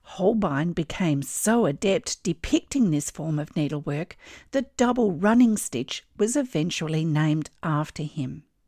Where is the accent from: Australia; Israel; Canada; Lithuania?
Australia; I'm an Australian textile artist